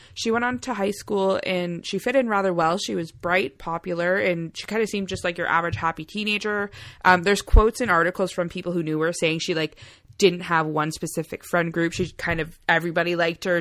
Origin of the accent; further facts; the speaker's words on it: Canada; we're Canadian as heck